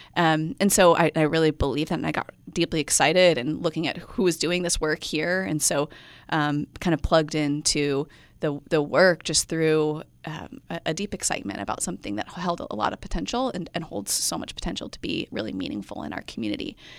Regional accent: Midwest, United States; moved away; also born or lived in Central Coast, California; I'm from the Midwest

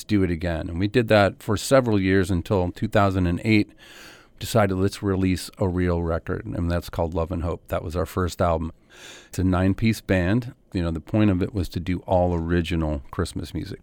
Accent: Cleveland, Ohio, United States; growing up in Cleveland, I just remembered it always snowing.

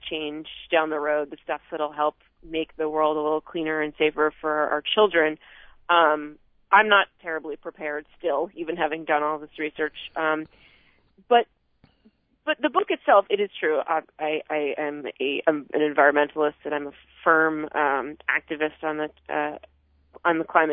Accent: Vermont, United States; growing up in Vermont

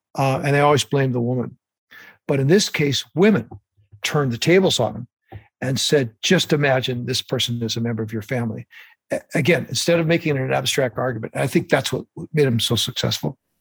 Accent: Pacific Northwest, United States; also born or lived in Montana; So I'm a native Northwesterner, despite my Montana roots. My family moved here, and I, I was born and raised in the Pacific Northwest

